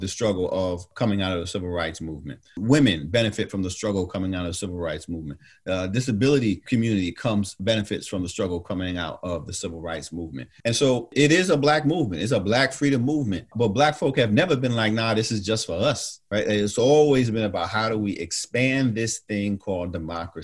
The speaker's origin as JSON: {"language": "English", "town": "New York City", "region": "New York", "country": "United States", "tie": "born or raised there", "also_born_or_lived": "Atlanta, Georgia", "moved": "as an adult", "said": "As a youngster growing up in New York"}